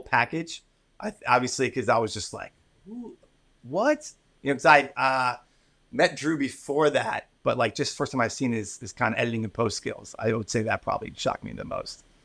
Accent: Philadelphia, Pennsylvania, United States; I grew up in the East Coast and Philly

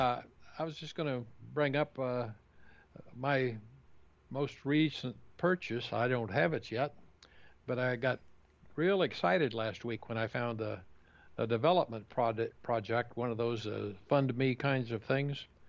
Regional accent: Kansas, United States; the farm I grew up in Kansas

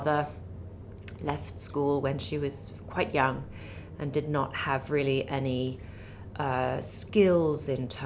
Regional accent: Milan, Lombardy, Italy; also born or lived in Lake Como; now in London, United Kingdom; I was raised in Milan and on Lake Como

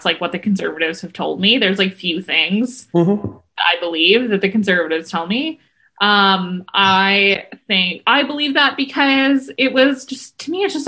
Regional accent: Yellowknife, Northwest Territories, Canada; moved away; even in Yellowknife, my hometown

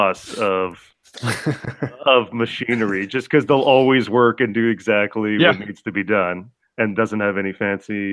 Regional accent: Saskatoon, Saskatchewan, Canada; I am from Saskatoon, Canada

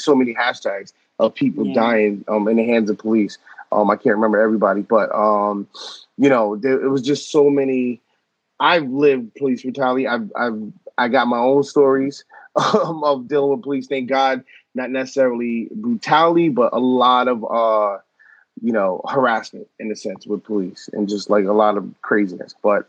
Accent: Norwalk, Connecticut, United States; born there; I was born in Norwalk, Connecticut.

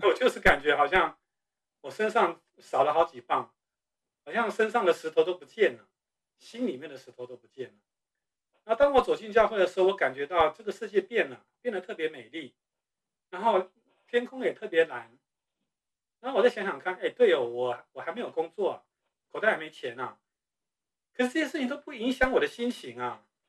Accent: Taiwan; moved away as an adult; 我是从台湾出生长大的

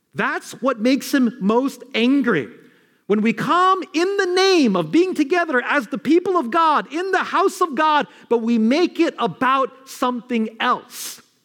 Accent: New York City, New York, United States; Not Queens where I'm from

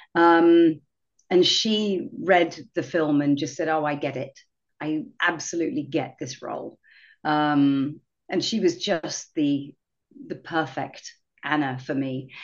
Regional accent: England, United Kingdom; moved away as an adult; now in Seattle, United States; I'm from uh, originally from England.

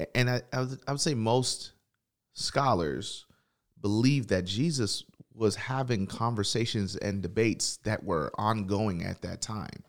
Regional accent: Tennessee, United States; I'm from Tennessee

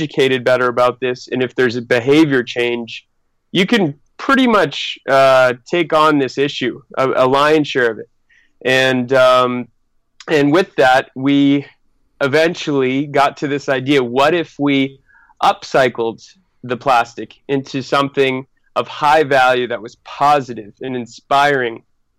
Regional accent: Northeast, United States; Although we're all originally from the Northeast, we actually first met all together on the other side of the world in Sydney, Australia.

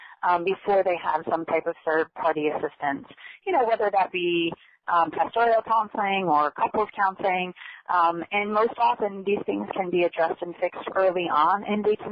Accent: Connecticut, United States; moved away as an adult; now in Florida, United States; I'm actually a transplant to Florida. I was born in Connecticut and came down here in 2000

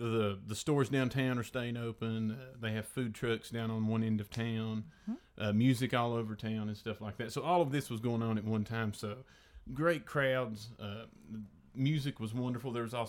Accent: Elizabethton, Tennessee, United States; in Elizabethan, Tennessee, my hometown.

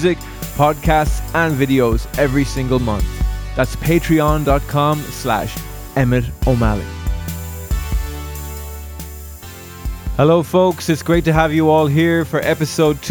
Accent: County Galway, Connacht, Ireland; I'm from County Galway myself

